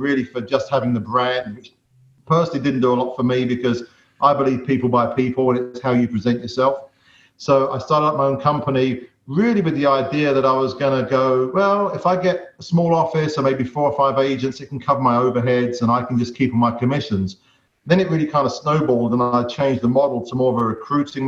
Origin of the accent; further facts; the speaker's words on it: London, United Kingdom; accent: English; moved away as an adult; also born or lived in Spain; now in United States; I'm from London, England, originally. Moved out of London in 2005 and moved to Spain for 4 years.